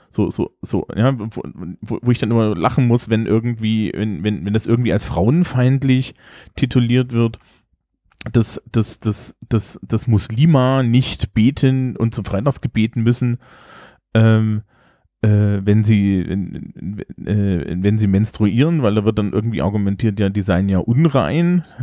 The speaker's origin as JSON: {"language": "German", "region": "East Germany", "country": "Germany", "said": "als Ostdeutscher an der Stelle sagen, ne? Ich komme aus Landstrichen, die sind über sechzig Prozent säkular"}